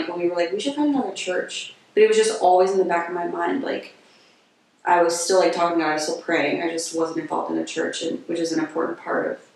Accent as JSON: {"language": "English", "region": "Virginia", "country": "United States", "said": "I'm from Virginia"}